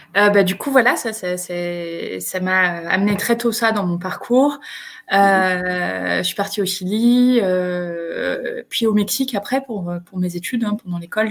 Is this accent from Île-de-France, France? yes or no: no; Picardy, Hauts-de-France, France; moved away as an adult; also born or lived in Lille; now in Chile; j'ai grandi euh, en, Picardie